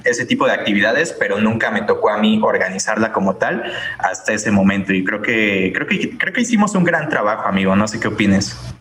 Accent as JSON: {"language": "Spanish", "country": "Mexico", "said": "somos mexicanos"}